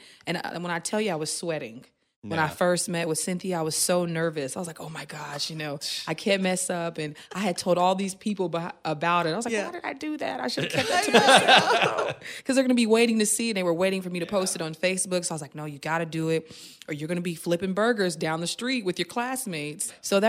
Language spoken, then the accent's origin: English; Tulsa, Oklahoma, United States; I'm from a small town, so I'm from Oklahoma, and Tulsa, Oklahoma, to be exact, and not a lot of people come from that town and actually do something great.